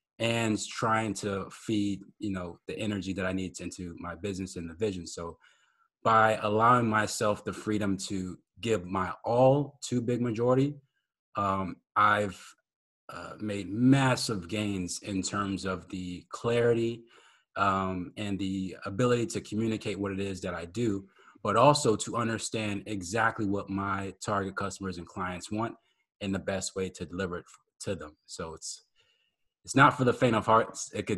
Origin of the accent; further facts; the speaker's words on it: Maryland, United States; also born or lived in New Orleans / Germany; I was born in New Orleans, but I was raised in Maryland. And when I got to Maryland, it's pretty young. My dad joined the military, and then we were stationed in Germany for 3 years.